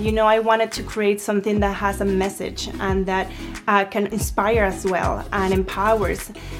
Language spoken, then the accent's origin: English; Guadalajara, Jalisco, Mexico; also born or lived in Monterrey, Mexico; now in Portland, United States; I was born in Monterrey and I grew up in Guadalajara.